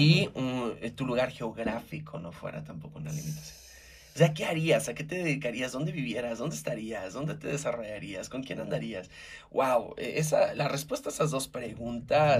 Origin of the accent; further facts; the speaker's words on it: Mexico; como buen mexicano